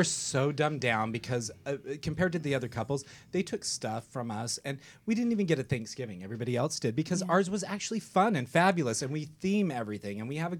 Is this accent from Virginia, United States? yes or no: no; Utah, United States; moved away; I'm from Utah.